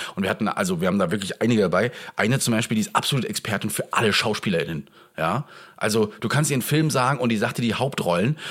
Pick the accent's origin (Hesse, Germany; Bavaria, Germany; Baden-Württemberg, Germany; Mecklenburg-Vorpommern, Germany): Mecklenburg-Vorpommern, Germany; Rostock; aus meiner Heimat, und zwar aus der Uni Rostock